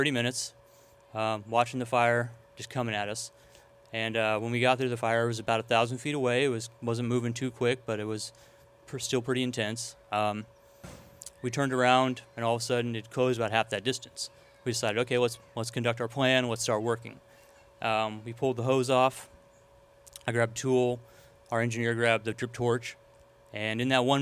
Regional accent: Old Shasta, California, United States; I'm from Old Shasta, so it was difficult to see my my hometown being destroyed pretty much piece by piece

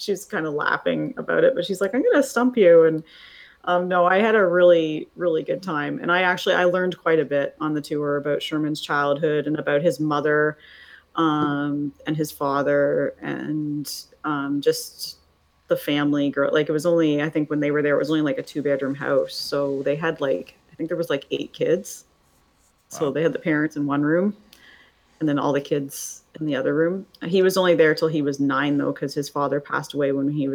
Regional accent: Canada; I'm Canadian

